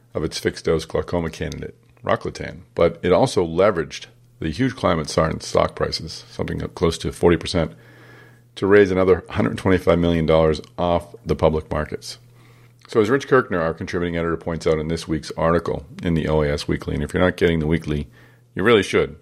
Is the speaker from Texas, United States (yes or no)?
no; Boston, Massachusetts, United States; my hometown, Boston, Massachusetts